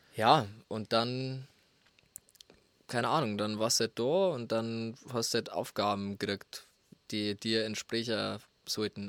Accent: Lingeres, Bavaria, Germany; accent: Bavarian; first language Bavarian; moved away as an adult; now in Berlin, Germany; ich bin wie gesagt in Lingeres aufgewachsen und hab halt immer bloß Bordisch geredet. Also ich hab halt daheim Bordisch geredet

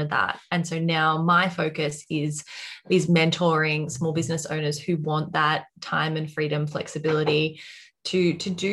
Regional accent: Australia; accent: Australian; I'm also in Australia, as you can probably tell by my accent by now

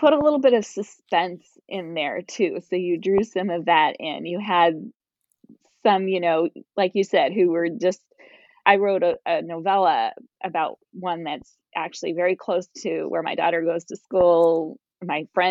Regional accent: Wisconsin, United States; I'm also from Wisconsin

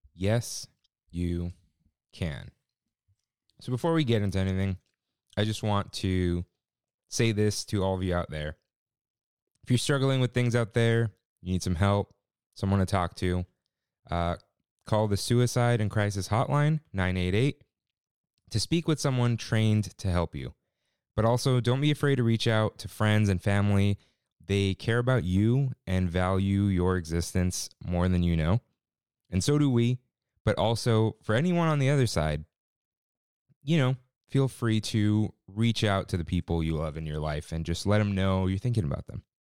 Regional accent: Pleasanton, California, United States; also born or lived in San Jose / Santa Rosa; I was born in the South Bay, San Jose, grew up in the East Bay, Pleasanton

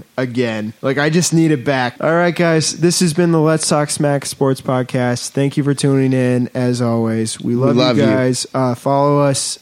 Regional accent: Chicago, Illinois, United States; I'm from Chicago

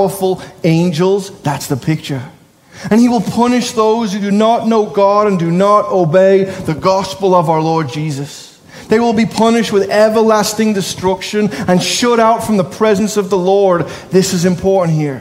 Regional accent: Liverpool, North West England, United Kingdom; I'm a Scouser

